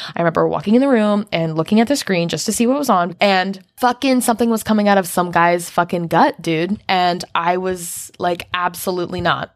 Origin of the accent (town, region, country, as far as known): United States